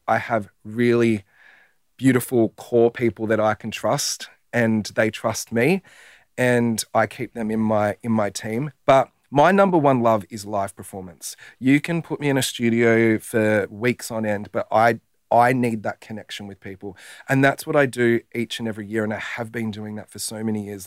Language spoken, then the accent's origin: English; Werribee, Victoria, Australia; I'm a bogan from Werribee